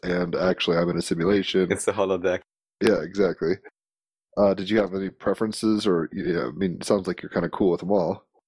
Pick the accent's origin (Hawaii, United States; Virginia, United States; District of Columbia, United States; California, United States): Virginia, United States; I mean I grew up in Virginia where Williamsburg is